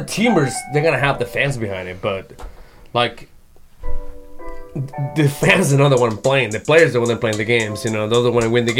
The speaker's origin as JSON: {"language": "English", "region": "Jalisco", "country": "Mexico", "moved": "yes", "said": "I'm from Jalisco, but all my family's from Nayarit."}